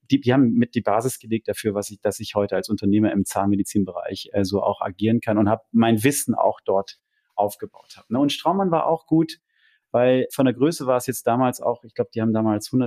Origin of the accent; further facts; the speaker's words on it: London, United Kingdom; ich komme aus London, bin eine Weltreise gemacht und habe dann meinen Job da als Produktmanager äh, im Waldenburger Tal begonnen